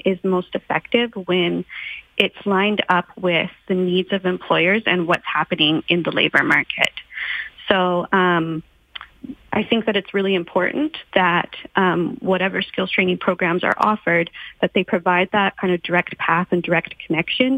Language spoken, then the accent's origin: English; Alberta, Canada; moved away; having myself been born and raised in Alberta and still having many friends and family members in the area